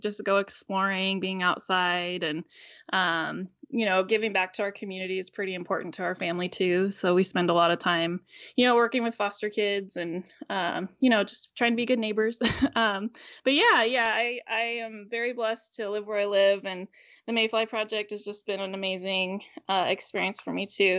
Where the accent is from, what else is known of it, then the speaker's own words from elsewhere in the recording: United States; also born or lived in Northern California / Northern Idaho / Tacoma, Washington; I grew up in Northern California and Northern Idaho